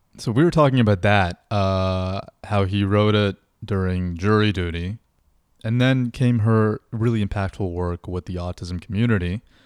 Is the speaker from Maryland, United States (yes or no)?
no; Utah, United States; moved away; also born or lived in South Orange, New Jersey / West Orange, New Jersey; I grew up in Utah